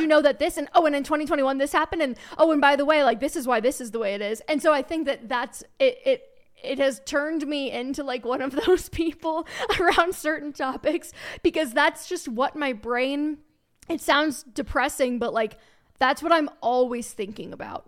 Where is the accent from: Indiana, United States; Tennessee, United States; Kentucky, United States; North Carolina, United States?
Kentucky, United States; northern Kentucky suburb of Cincinnati, United States; moved away as an adult; also born or lived in Alabama / Dallas, Texas; now in Colorado, United States; I grew up in Cincinnati, a, an, actually, it was a northern Kentucky suburb of Cincinnati, Ohio